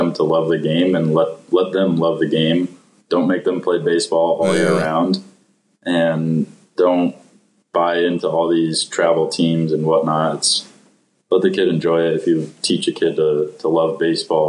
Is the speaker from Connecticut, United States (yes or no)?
yes; East Windsor, Connecticut, United States; I grew up in East Windsor, Connecticut